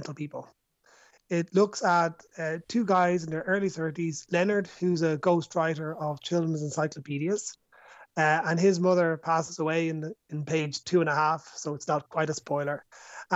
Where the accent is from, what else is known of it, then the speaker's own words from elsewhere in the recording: Dublin, Leinster, Ireland; I'm from Dublin. I've lived in Dublin all my life